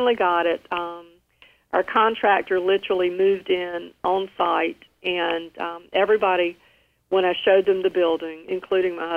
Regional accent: Rocky Mount, North Carolina, United States; now in New Bern, United States; Rocky Mount, North Carolina, which is my hometown

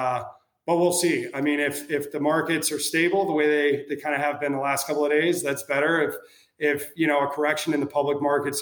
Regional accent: Minnesota, United States; now in Chicago, United States; I was born and raised in Minnesota

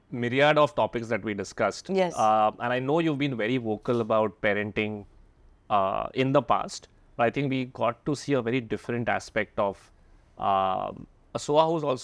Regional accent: Bangalore, Karnataka, India; born there; I was born in Bangalore. My parents uh, were there about 15 years, so he makes lovely South Indian food.

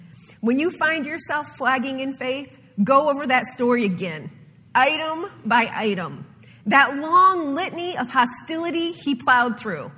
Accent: Ohio and Michigan, Midwest, United States; moved away; being from the north, growing up in Ohio and Michigan

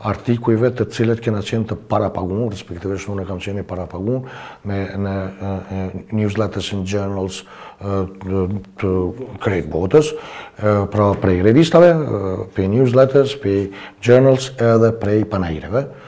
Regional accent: Kosovo; si Kosovar, edhe na si Shqiptarët, si shqiptar

